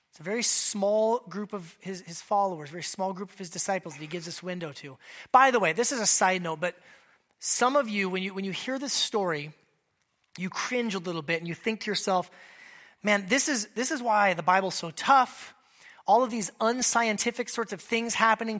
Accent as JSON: {"language": "English", "region": "Alaska", "country": "United States", "tie": "born or raised there", "said": "a kid growing up in Alaska, I spent a decent amount of time in, in that size of a fishing boat"}